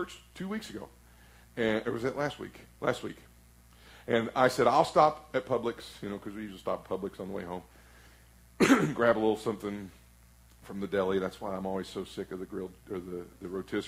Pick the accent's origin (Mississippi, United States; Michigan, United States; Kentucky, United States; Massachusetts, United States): Kentucky, United States; Flatwoods; I'm from Flatwoods, Kentucky